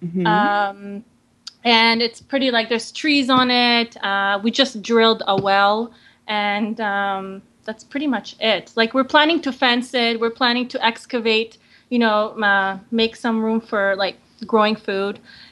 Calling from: Kootenays, British Columbia, Canada; I'm calling from British Columbia in the Kootenays.

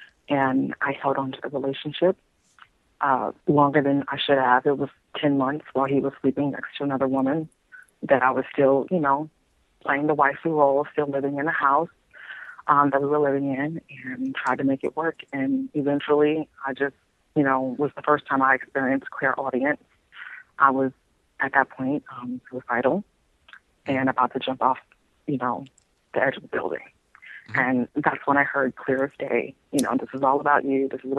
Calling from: Baton Rouge, Louisiana, United States; I'm calling from Baton Rouge, Louisiana.

